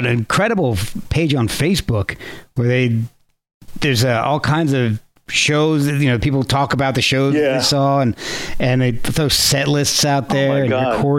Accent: New Jersey, United States; I grew up in New Jersey

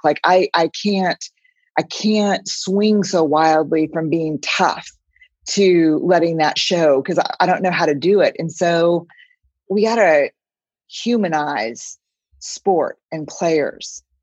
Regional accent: San Antonio, Texas, United States; I'm from San Antonio

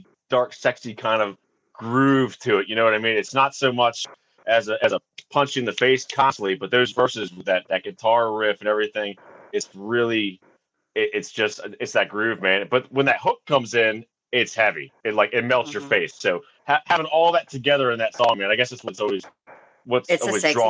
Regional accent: Maryland, United States; we're from Maryland

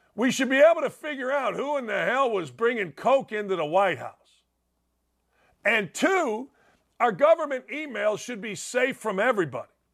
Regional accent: Gary, Indiana, United States; I'm from Gary, Indiana

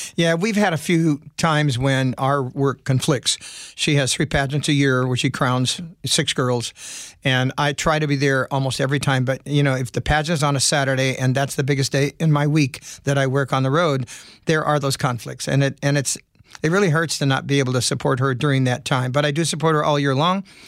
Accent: California, United States; moved away; also born or lived in Las Vegas, Nevada; I was a farmer growing up in California

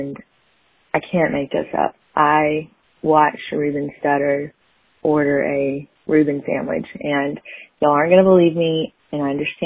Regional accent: Alabama, United States; I'm from Alabama

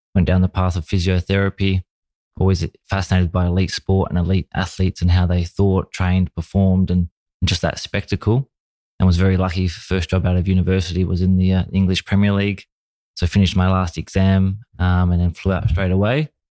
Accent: Australia; my childhood was, uh, a typical, you know, Australian young boy watching, you know, football on the T V and playing cricket

